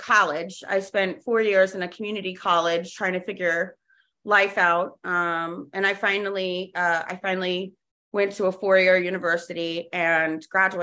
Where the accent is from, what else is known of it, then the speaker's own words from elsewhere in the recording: Jacksonville, Florida, United States; also born or lived in New Haven, Connecticut; I grew up in Jacksonville, Florida